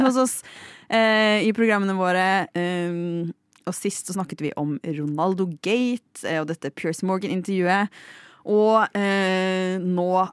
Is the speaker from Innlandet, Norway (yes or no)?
yes; Lillehammer, Innlandet, Norway; til min hjemby, Lillehammer